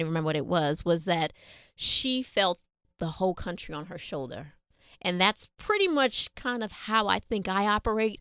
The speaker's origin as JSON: {"language": "English", "town": "New York City", "region": "New York", "country": "United States", "tie": "born or raised there", "said": "Being born and raised here in New York City"}